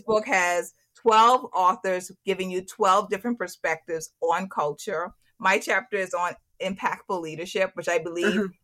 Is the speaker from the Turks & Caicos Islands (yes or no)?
yes; Turks & Caicos Islands; moved away; when I'm in Turks and Caicos, when I'm back in my home country